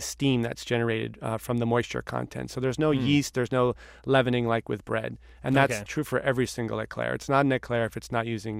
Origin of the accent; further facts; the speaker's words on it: New York City, New York, United States; growing up in New York City in the 70s.